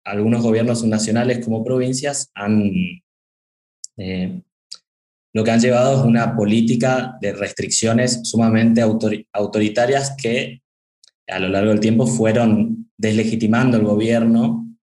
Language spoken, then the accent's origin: Spanish; Argentina